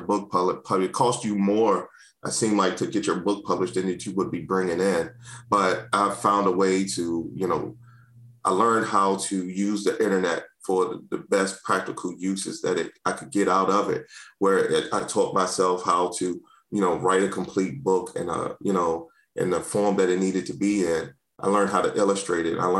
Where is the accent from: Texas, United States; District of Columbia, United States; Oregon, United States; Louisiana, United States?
District of Columbia, United States; Washington; moved away as an adult; also born or lived in Prince George's County, Maryland; now in Maryland, United States; I grew up in Washington, D.C., born and raised